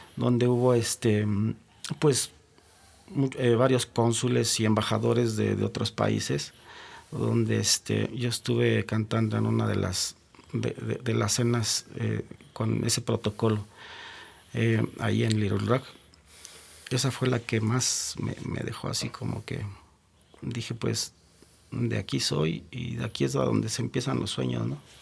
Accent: Mexico; nosotros mismos como mexicanos

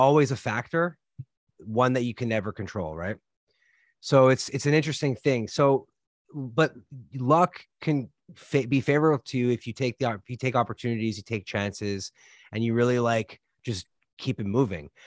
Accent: Canada; moved away; I'm originally from Canada

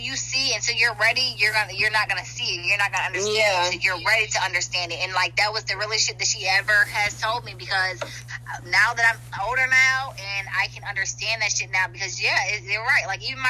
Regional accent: Michigan, United States; now in North Carolina, United States; she moved us to North Carolina. I'm from Michigan, so she moved us all the way down here. We had no family here

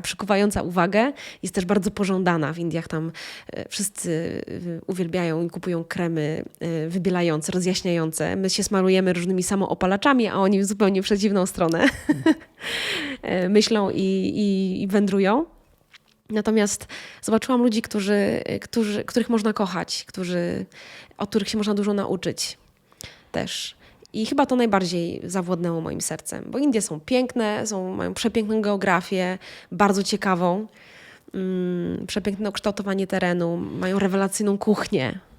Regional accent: Lower Silesian Voivodeship, Poland; jak to mówią u nas na Dolnym Śląsku

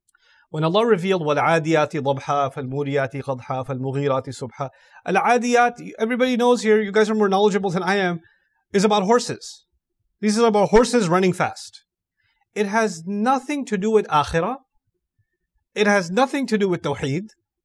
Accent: Malaysia; born there; maybe because my luck was I was born in Malaysia, that's why I'm Muslim.

